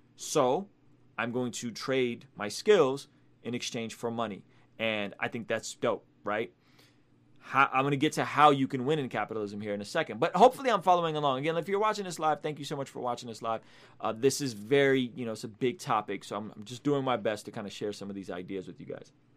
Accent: Russia; moved away; I come from Soviet Russia

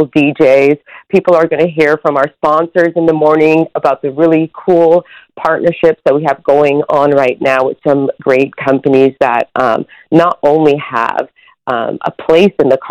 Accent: Toronto, Ontario, Canada; born and raised in Scarborough

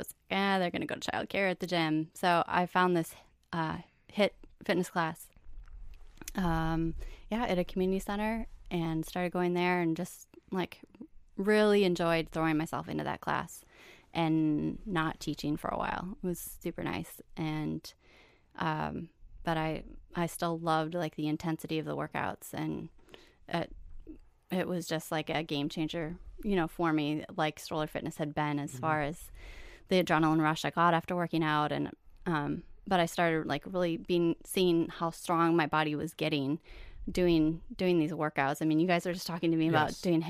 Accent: White Bear Lake, Minnesota, United States; White Bear Lake, okay. Minnesota.

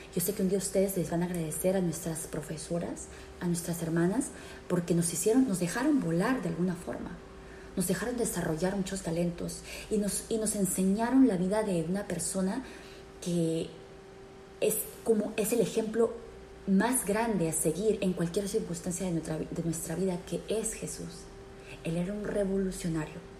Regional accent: Peru; moved away; nosotros como peruanos

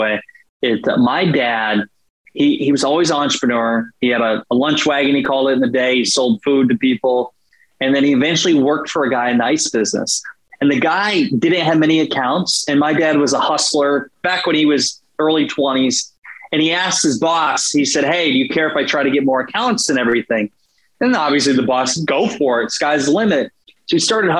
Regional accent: Iowa, United States; moved away as an adult; now in St. Petersburg, United States; I still love my home state of Iowa

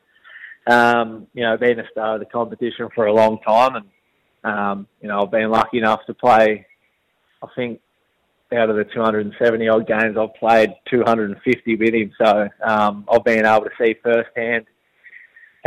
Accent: Tallygaroopna, near Shepparton, Victoria, Australia; also born or lived in Katandra; I was born in Tallygroot, in a little town, probably 15 minutes north of Shepparton.

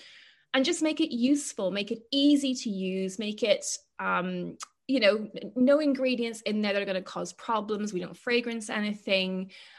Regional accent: Ireland; I'm Irish after all.

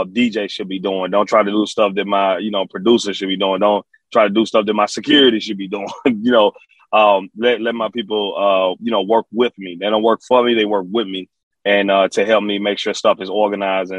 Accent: Memphis, Tennessee, United States; also born or lived in Alexandria, Virginia; I'm from Memphis, Tennessee. I'm from Memphis. I was raised in Memphis. I was born in Alexandria, Virginia, and I grew up in Memphis

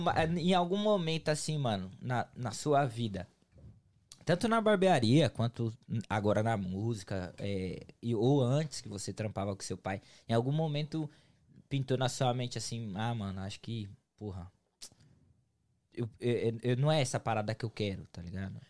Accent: São Paulo, Brazil; now in United States; eu sou de São Paulo. E São Paulo não é tão quente

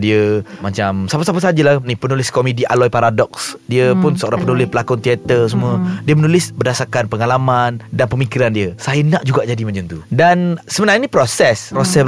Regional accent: Kota Bharu, Kelantan, Malaysia; moved away as an adult; also born or lived in Shah Alam; saya sebenarnya saya orang Kelantan, orang Kota Bagu.

